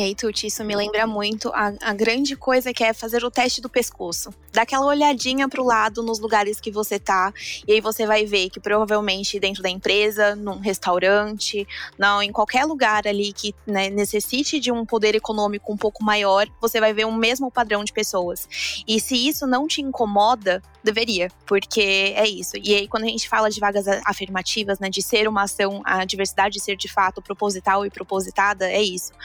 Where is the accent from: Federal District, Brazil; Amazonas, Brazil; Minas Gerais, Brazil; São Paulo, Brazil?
São Paulo, Brazil; now in Bahia, Brazil; eu nasci, cresci em São Paulo